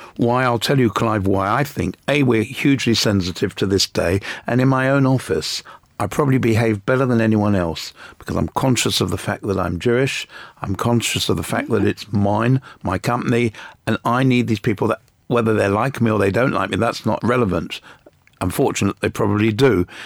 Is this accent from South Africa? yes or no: no; England, United Kingdom; I was born in England